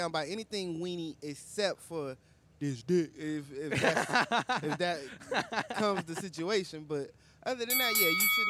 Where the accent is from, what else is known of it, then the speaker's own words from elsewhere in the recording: Los Angeles, California, United States; So I'm from Los Angeles